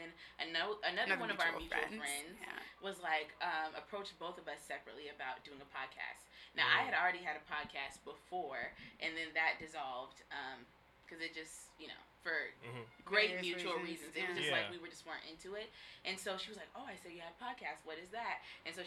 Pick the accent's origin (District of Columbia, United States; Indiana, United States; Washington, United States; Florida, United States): Washington, United States; Tacoma; I'm from Tacoma, Washington